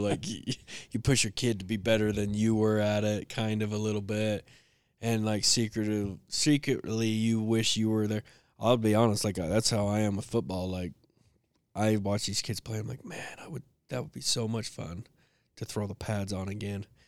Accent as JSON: {"language": "English", "town": "Fayette", "country": "United States", "tie": "born or raised there", "moved": "yes", "said": "growing up in Fayette"}